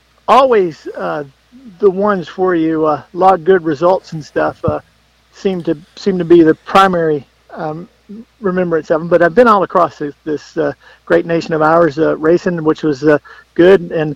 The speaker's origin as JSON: {"language": "English", "town": "Lewisville", "region": "Texas", "country": "United States", "tie": "born or raised there", "said": "Yeah, I grew up in Lewisville, Texas."}